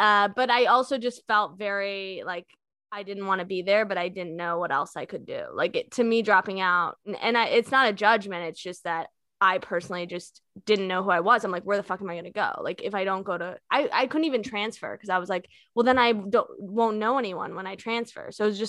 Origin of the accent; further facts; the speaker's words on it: Virginia, United States; you're talking to two people from Virginia.